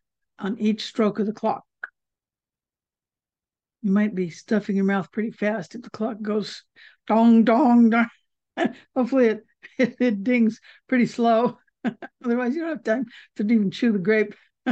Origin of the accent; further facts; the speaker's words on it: Waiawa, Hawaii, United States; I grew up many years in Hawaii, and even our little town of Waiawa had a Buddhist temple